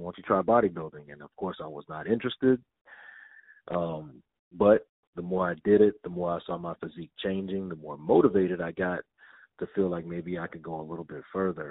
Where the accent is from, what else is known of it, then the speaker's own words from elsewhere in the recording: Denton, Texas, United States; moved away; I'm a young little black kid from Denton, Texas